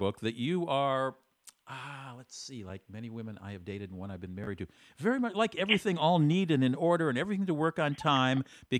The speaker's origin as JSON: {"language": "English", "town": "Washington", "region": "District of Columbia", "country": "United States", "said": "I'm from Washington, D.C."}